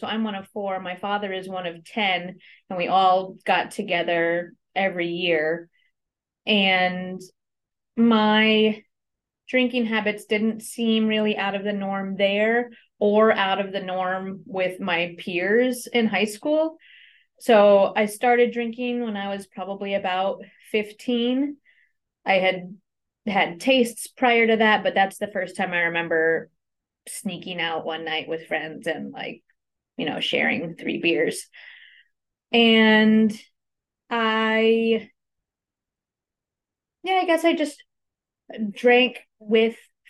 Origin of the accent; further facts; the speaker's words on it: Anchorage, Alaska, United States; I was born and raised here in Anchorage on Dena'ina land.